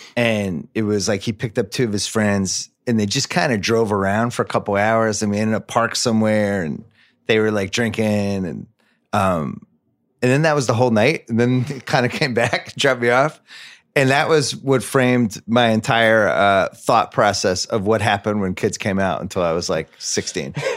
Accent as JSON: {"language": "English", "town": "Brookline", "region": "Massachusetts", "country": "United States", "tie": "born or raised there", "said": "when I was a kid growing up in Brookline"}